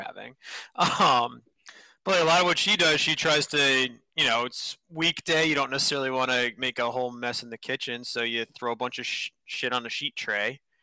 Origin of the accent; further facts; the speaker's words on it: Northeast, United States; I grew up in the Northeast